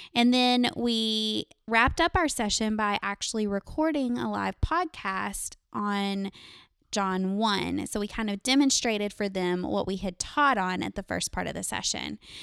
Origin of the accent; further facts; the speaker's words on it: Greenville, United States; now in Round Rock, United States; I'm originally from this area. I'm from Greenville